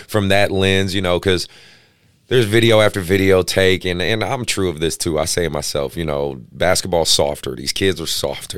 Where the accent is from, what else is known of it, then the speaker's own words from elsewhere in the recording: Oakland, California, United States; I grew up, you know, I grew up in Oakland